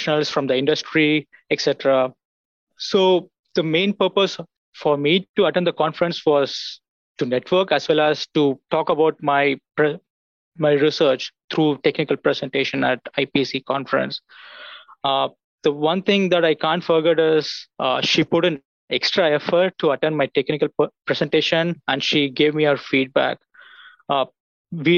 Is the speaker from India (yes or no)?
yes; India; moved away as an adult; also born or lived in United States; now in Auburn, United States; I'm from India. I came to US in 2016 to pursue my graduate degree.